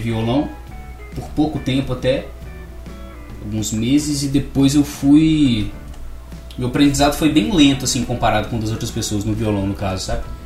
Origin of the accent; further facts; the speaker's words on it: Barbacena, Minas Gerais, Brazil; sou nascido e criado em Barbacena, moro aqui desde sempre